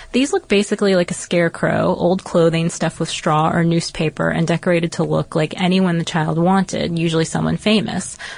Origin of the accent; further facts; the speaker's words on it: Harwich, East of England, United Kingdom; in my hometown of Harwich, Essex, which he loved, and I can see us having many happy bonfire nights to come